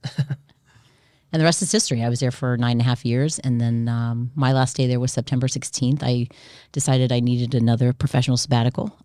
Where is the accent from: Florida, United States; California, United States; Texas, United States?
Florida, United States; Coral Springs; moved away as an adult; also born or lived in Indianapolis, Indiana / Santo Domingo, Dominican Republic; I am originally from Indianapolis. I grew up in Coral Springs, Florida.